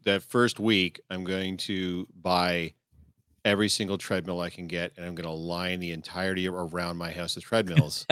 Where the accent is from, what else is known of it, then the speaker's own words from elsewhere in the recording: Canada; I'm Canadian born